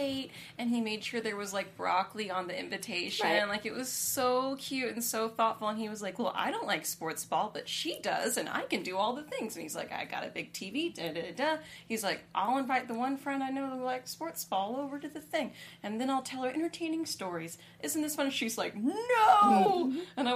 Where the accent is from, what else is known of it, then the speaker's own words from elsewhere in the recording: California, United States; I was born in California